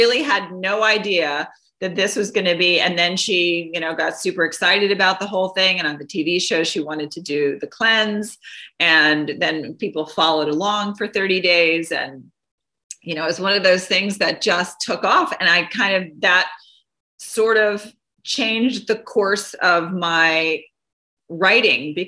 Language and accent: English; Doraville, Georgia, United States; I grew up in Doraville, Georgia, you know, small city in Georgia